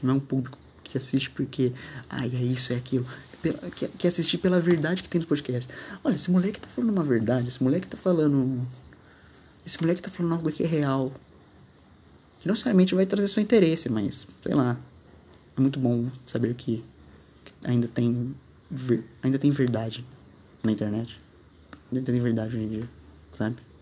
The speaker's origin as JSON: {"language": "Portuguese", "country": "Brazil", "tie": "born or raised there", "said": "eu nasci no Brasil"}